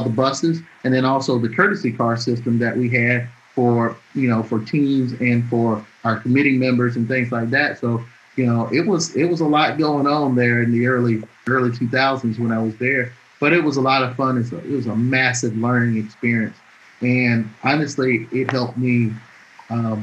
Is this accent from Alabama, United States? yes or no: yes; Atmore, Alabama, United States; moved away; I'm born and raised in Alabama, I grew up there.